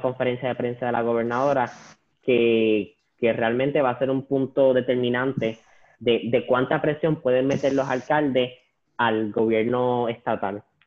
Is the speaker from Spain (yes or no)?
no; Puerto Rico; a nosotros como puertorriqueños